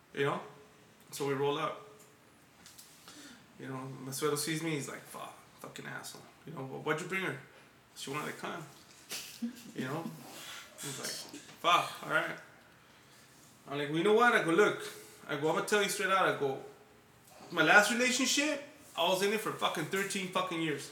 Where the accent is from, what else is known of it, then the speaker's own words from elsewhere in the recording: Los Angeles, California, United States; I come from Highland Park